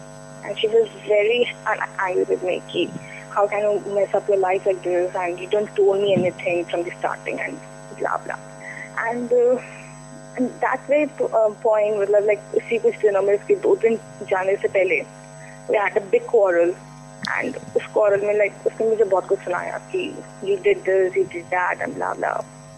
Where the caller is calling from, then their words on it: Delhi, India; I'm calling from Delhi.